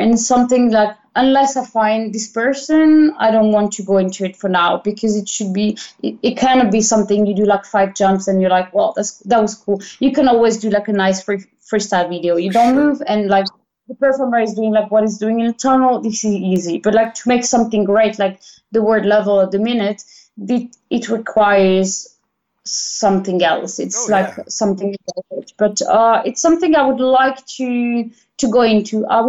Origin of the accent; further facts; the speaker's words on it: Milan, Lombardy, Italy; English is a second language; But the thing is that I come from Milan and I'm touching physically 60% a day because I'm flying them, no?